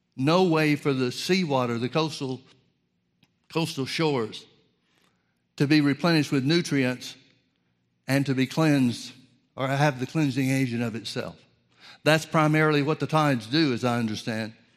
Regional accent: Birmingham, Alabama, United States; I grew up in the Southern Baptist Church in Birmingham, Alabama

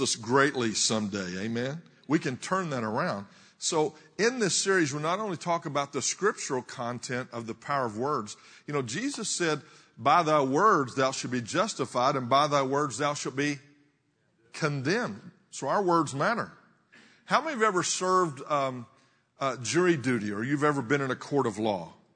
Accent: Texas, United States; I'm from the south. I'm from Texas

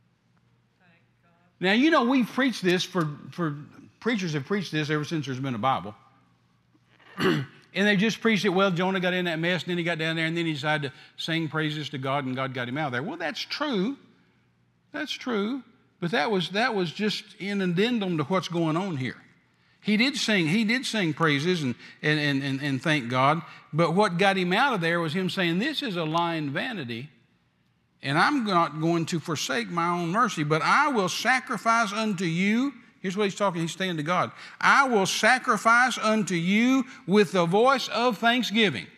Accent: the South, United States; I'm from the South

